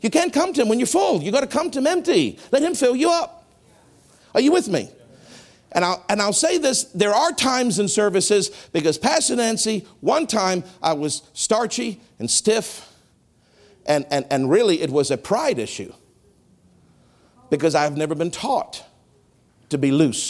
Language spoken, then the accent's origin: English; Canada; I've been trained as a Canadian to be very proper